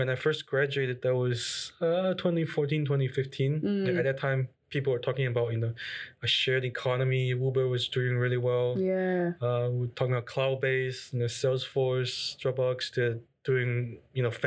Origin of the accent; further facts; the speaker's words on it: China; English is a second language; moved away as an adult; also born or lived in Berkeley, United States; oh, yeah, I'm from China.